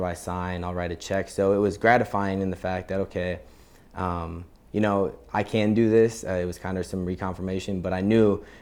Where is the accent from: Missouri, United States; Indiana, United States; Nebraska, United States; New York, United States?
Nebraska, United States; Omaha; also born or lived in Lincoln, Nebraska; I grew up in Omaha and went to school down here in Lincoln.